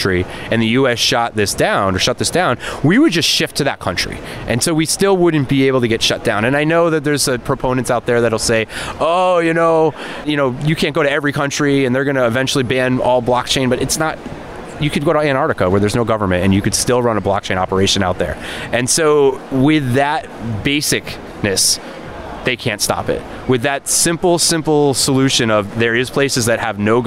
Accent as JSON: {"language": "English", "region": "Connecticut", "country": "United States", "tie": "born or raised there", "also_born_or_lived": "San Francisco", "moved": "yes", "lives_now": "Las Vegas, United States", "said": "growing up in Connecticut, I never fit the mold"}